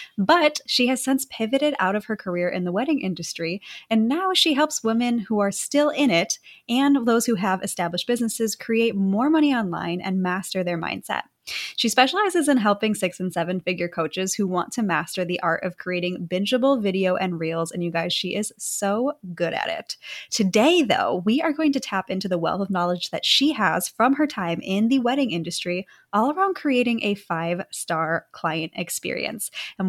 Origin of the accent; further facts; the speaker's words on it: Wisconsin, United States; moved away; looking back at who I was in Wisconsin.